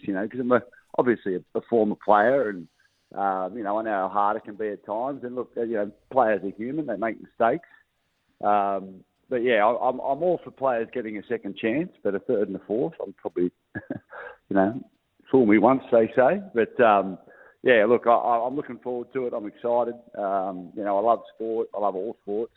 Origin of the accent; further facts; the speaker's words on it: Gold Coast, Queensland, Australia; I grew up on the Gold Coast